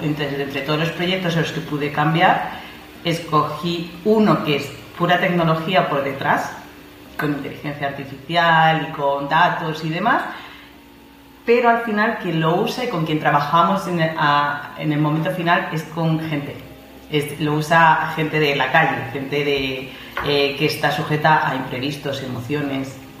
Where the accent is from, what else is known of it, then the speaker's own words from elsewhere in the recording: Madrid, Community of Madrid, Spain; moved away as an adult; Madrid. Soy madrileña, soy madrileña.